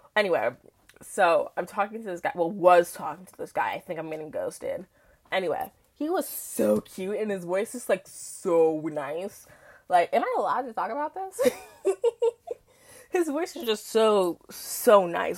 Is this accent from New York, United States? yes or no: yes; New York City, New York, United States; I'm from Queens, New York, born and raised